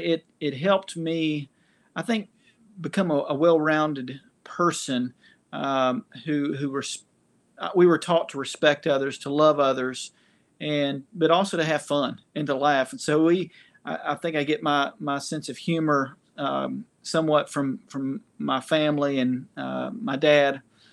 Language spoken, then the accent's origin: English; Knoxville, Tennessee, United States; Yeah, I was born and raised in Knoxville, Tennessee. And so I have been a Vol for life.